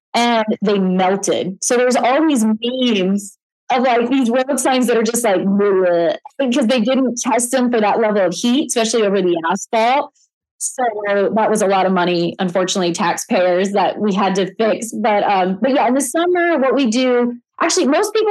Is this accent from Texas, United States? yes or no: no; Missouri, United States; moved away as an adult; now in Arizona, United States; I'm actually from the Midwest. I'm from Missouri. Yeah, so I grew up on a farm